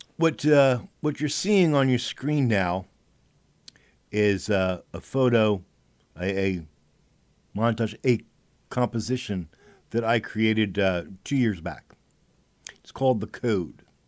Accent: United States; As an American

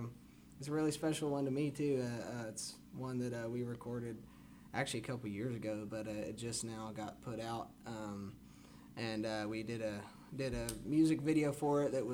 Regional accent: Willis, Texas, United States; now in Conroe, United States; I'm from Willis. Grew up on the north end of Lake Conroe, but ever since I was 18, I've lived here in Conroe.

